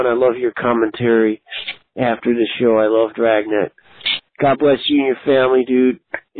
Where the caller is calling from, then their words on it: Chicago, Illinois, United States; I'm calling from Chicago, Illinois, this city with the big tall buildings.